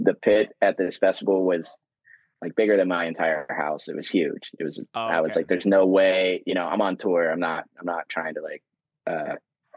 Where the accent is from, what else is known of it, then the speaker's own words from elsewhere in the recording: Nashville, Tennessee, United States; I grew up in Nashville